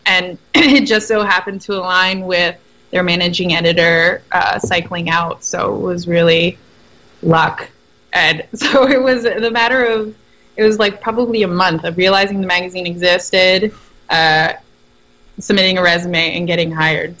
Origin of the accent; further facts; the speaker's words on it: New Jersey, United States; I'm from South Jersey, so we associate with Philadelphia in terms of sports teams.